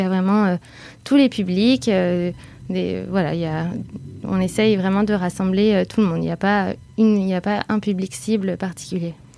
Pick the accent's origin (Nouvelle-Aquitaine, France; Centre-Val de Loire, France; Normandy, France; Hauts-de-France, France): Nouvelle-Aquitaine, France; Bordeaux; moved away as an adult; now in Paris, France; je suis originaire de Bordeaux et j'habite à Paris depuis 6 ans